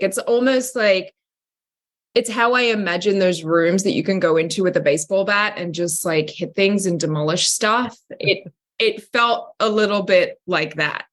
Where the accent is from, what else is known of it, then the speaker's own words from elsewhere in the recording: Australia; accent: Australian; I've never actually worked in my natural accent. I've never been Australian for a character.